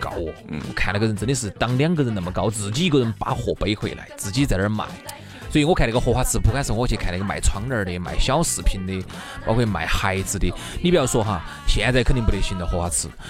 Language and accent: Chinese; Chengdu, Sichuan, China; 我跟你说，成都特别是各种这种专科医院，各种各样的医院，好多你看都不是我们成都人开的。